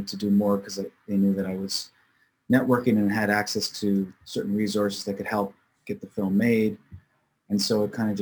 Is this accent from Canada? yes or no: yes; Markham, Ontario, Canada; I grew up in nearby Toronto, in Markham and Richmond Hill areas, which are suburbs outside of Toronto, in the greater Toronto area